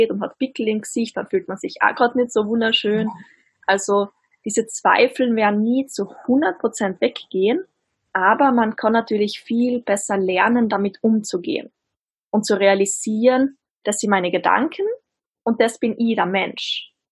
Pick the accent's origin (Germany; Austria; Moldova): Austria; Ich komme aus Österreich, wie man vermutlich auch hört.